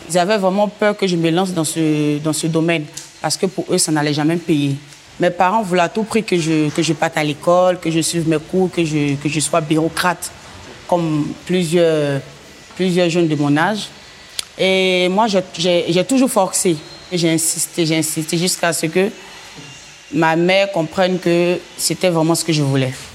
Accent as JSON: {"language": "French", "region": "Abidjan", "country": "Côte d’Ivoire", "tie": "born or raised there", "said": "je suis de Yopougon, en fait. Donc à Yopougon, il y avait la rue Princesse dans le temps qui donnait vraiment. Donc j'étais tout le temps à la rue Princesse"}